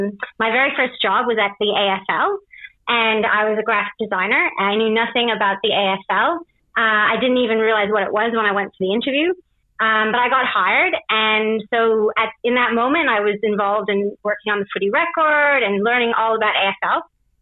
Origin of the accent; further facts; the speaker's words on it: Canada; moved away as an adult; also born or lived in England / Australia; now in Paris, France; I'm Canadian. I was actually born in England. I moved to Canada when I was 5. And my dad is Canadian. My mum's Australian. So then I moved to Australia when I was 24. And now I'm in Paris.